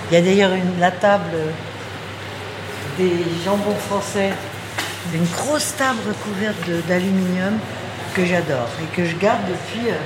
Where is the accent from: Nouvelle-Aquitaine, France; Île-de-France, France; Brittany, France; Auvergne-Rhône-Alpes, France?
Île-de-France, France; Versailles; je suis née à Versailles, à 150 mètres du parc. J'habitais à 100 mètres du parc.